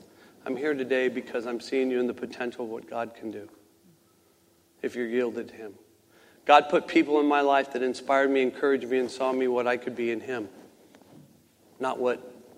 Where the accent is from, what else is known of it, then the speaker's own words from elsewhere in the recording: Southern California, United States; I grew up in Southern California, I come from 4 generations of heathen, filthy dog pigs